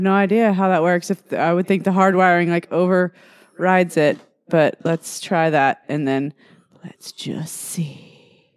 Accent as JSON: {"language": "English", "region": "Texas", "country": "United States", "tie": "born or raised there", "also_born_or_lived": "Louisiana", "moved": "as an adult", "said": "I graduated high school in Texas"}